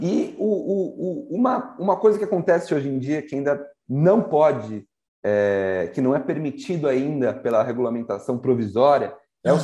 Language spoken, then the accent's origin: Portuguese; São Paulo, Brazil; also born or lived in Santa Rita do Passa Quatro; a minha mãe é de Santa Rita do Passa Quatro, é. o meu pai de São Paulo, nasci em São Paulo.